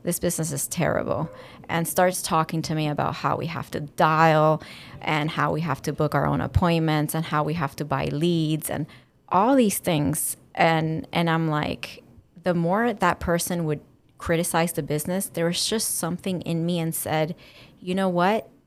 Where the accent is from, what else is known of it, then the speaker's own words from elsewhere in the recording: Dominican Republic; also born or lived in Cuba; now in Miami, United States; my family is Cuban, And I was raised in Dominican Republic and living in Miami.